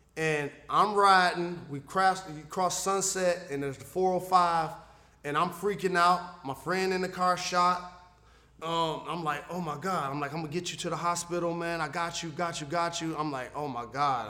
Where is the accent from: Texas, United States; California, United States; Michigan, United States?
Michigan, United States; Detroit; my hometown